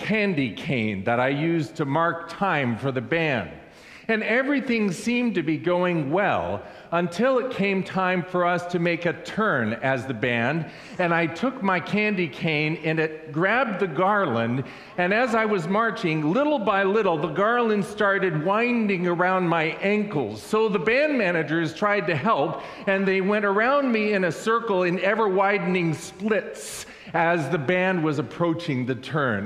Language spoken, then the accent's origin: English; Southern California, United States; I grew up in Southern California